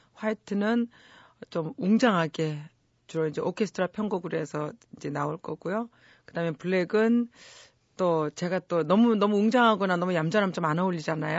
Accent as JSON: {"language": "Korean", "country": "South Korea", "tie": "born or raised there", "said": "저는 제가 대한민국에서 태어나고 대한민국에서 자랐지만"}